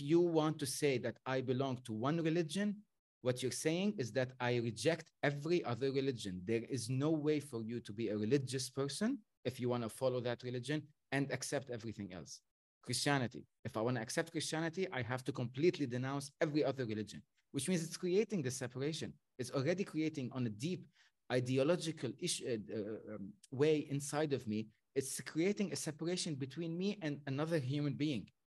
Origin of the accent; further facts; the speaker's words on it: Lebanon; I was brought up in Lebanon